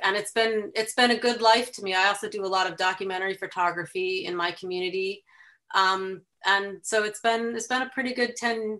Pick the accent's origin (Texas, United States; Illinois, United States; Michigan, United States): Illinois, United States; Chicago; accent: Chicago; also born or lived in Washington, D.C.; So I was born in the DC area, but spent most of my growing up outside Chicago.